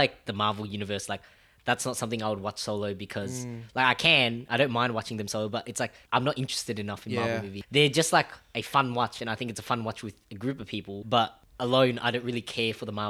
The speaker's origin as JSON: {"language": "English", "country": "Germany", "tie": "born there", "said": "I was born in Germany."}